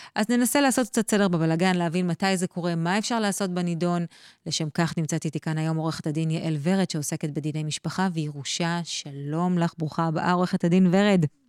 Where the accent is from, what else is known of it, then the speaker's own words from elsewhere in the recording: Israel; אצלנו בישראל